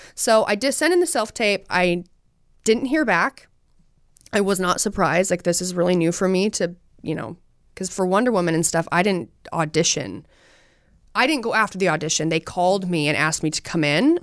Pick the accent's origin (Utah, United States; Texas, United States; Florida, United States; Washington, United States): Utah, United States; I'm from Utah.